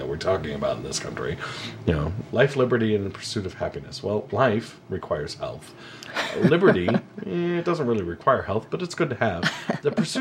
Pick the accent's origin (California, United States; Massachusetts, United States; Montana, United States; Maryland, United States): Montana, United States; also born or lived in Texas; growing up in Montana